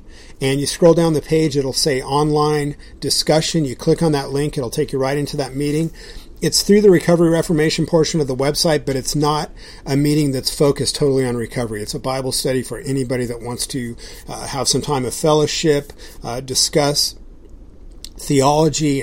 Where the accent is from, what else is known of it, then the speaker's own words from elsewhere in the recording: Southern California, United States; now in Idaho, United States; I grew up in Southern California, I like to surf. But we live in Idaho now